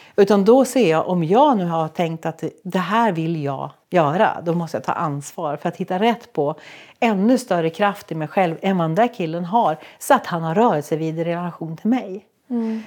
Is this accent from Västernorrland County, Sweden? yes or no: yes; Sollefteå, Västernorrland County, Sweden; jag är från Sollefteå